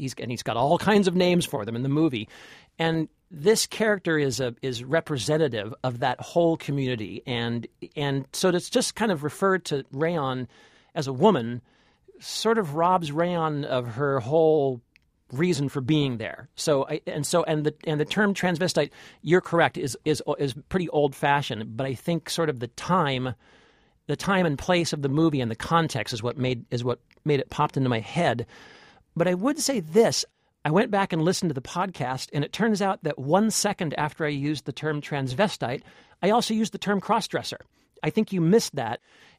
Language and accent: English; California, United States; I'm from California.